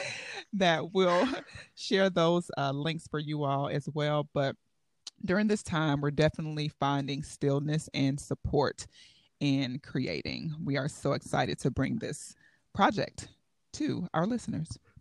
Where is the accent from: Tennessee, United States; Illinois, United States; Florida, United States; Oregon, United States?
Illinois, United States; Chicago; now in Bethlehem, United States; I was born in Chicago, Illinois, the magnificent Windy City, and I will always call Chi-Tong home